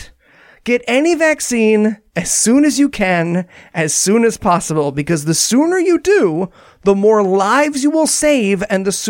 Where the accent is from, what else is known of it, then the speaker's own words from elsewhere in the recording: New Jersey, United States; my home state of New Jersey